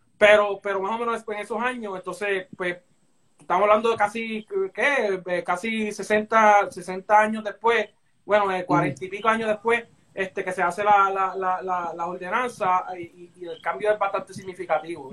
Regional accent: Puerto Rico; nosotros como puertorriqueños

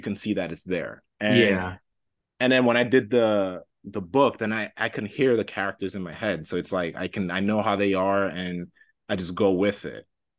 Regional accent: New York City, New York, United States; I grew up in New York, Washington Heights.

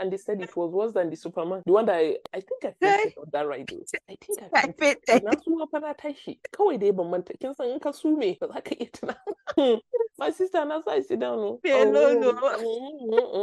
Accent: Nigeria; moved away; We are Nigerians.

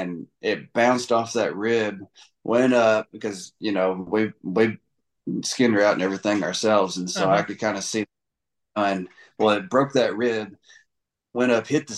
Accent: Tennessee, United States; I'm from Tennessee

